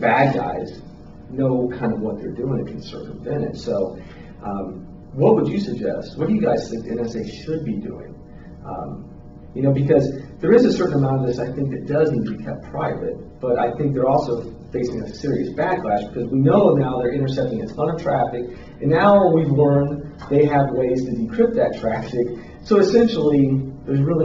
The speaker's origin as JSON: {"language": "English", "country": "United States", "said": "as the American people"}